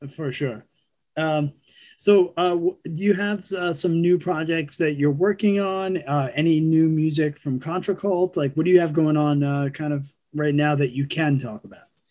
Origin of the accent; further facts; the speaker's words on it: New York, United States; also born or lived in California; born and raised in New York